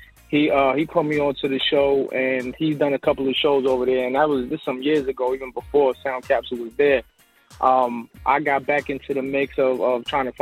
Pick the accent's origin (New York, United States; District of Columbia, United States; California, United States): New York, United States; New York City; now in Atlanta, United States; Originally from New York, BX Borough